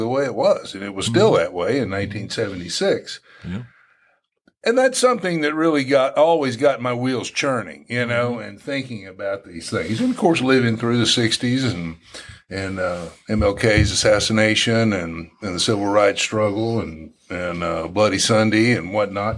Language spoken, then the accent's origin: English; Indiana, United States; I'm from Indiana, and we had our issues